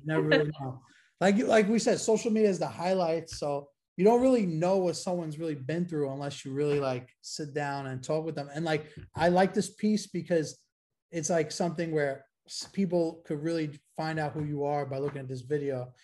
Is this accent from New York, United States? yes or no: yes; New York City, New York, United States; growing up in Brooklyn